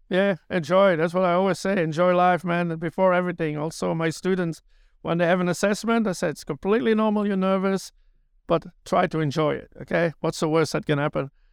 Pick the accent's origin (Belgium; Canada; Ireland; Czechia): Belgium; also born or lived in New Zealand; now in Tauranga, New Zealand; I'm originally from Belgium.